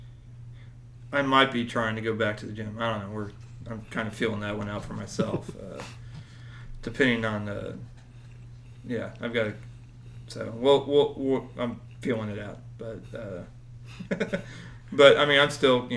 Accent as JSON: {"language": "English", "town": "Springfield", "region": "Missouri", "country": "United States", "moved": "yes", "said": "I'm from Springfield, Missouri"}